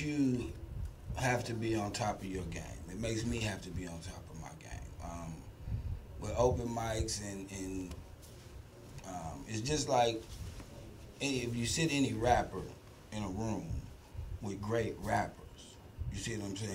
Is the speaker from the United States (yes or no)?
yes; Akron, Ohio, United States; now in Houston, United States; I'm from Akron, Ohio